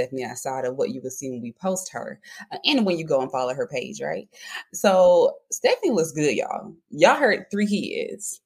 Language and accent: English; Monroeville, Alabama, United States; I am from a small town called Monroeville, Alabama